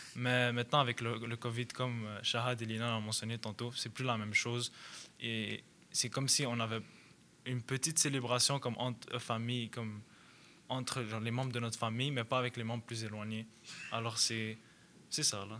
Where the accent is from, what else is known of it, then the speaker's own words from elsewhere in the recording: Montreal, Quebec, Canada; je suis canadien d'origine libanaise, alors je suis né ici